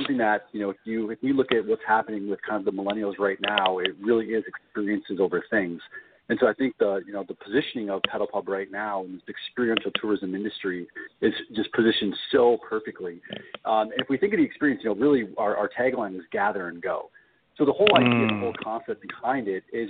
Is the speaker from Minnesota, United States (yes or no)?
yes; Minneapolis, Minnesota, United States; we're located in Minneapolis, Minnesota, and that's our home office and also where I've been born and raised